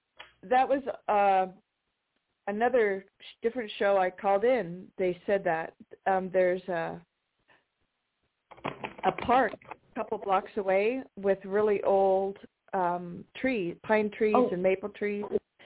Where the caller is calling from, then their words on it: United States; in Washington.